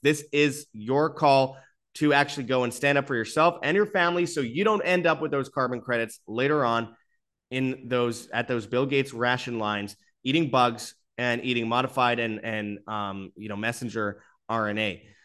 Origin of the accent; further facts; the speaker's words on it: Winnipeg, Manitoba, Canada; right below Winnipeg, Canada, my hometown